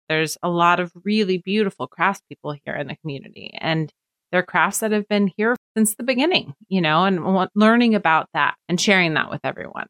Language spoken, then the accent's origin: English; Portland, Oregon, United States; moved away as an adult; now in Apex, United States; I'm from Portland originally, and, and my husband's from Washington State. So he had already moved. I had never moved in my entire life, lived within twenty mile radius